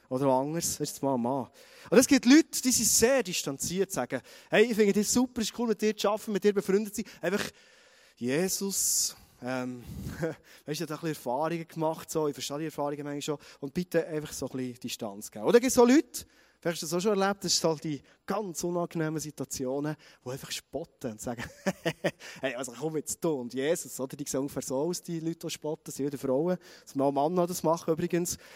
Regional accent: Thun, Bern, Switzerland; accent: Bernese German; ich sage es mal Berndeutsch, ganz freundlich, defensiv, wie mehr als Berner Oberländer, als Thuner

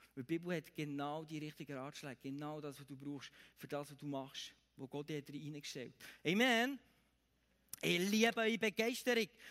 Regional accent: Bern, Switzerland; bei uns in Bern

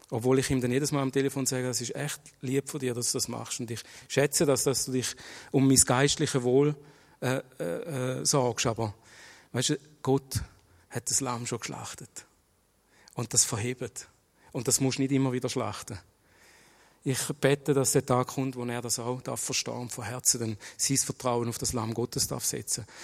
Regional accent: Schaffhausen, Switzerland; ich bin in Schaffhausen geboren und aufgewachsen. Ich bin in eine türkische Familie geboren worden, bin im Islam erzogen worden.

